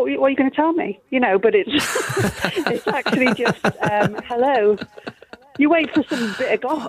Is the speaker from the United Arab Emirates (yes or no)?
no; Newcastle upon Tyne, North East England, United Kingdom; accent: Geordie; now in Louth, United Kingdom; I'm calling from Louth in Lincolnshire, but I'm a Geordie.